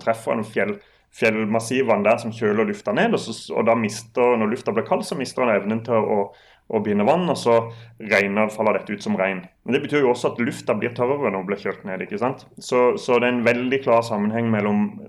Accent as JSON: {"language": "Norwegian", "region": "Sørlandet", "country": "Norway", "said": "jeg er sørlending, så det er nesten, nesten som italienere"}